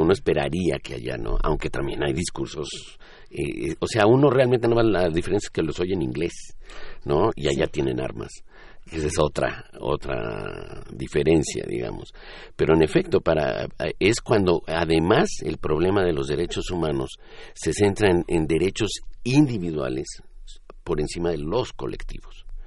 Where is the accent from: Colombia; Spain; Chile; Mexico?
Mexico; solo somos mexicanos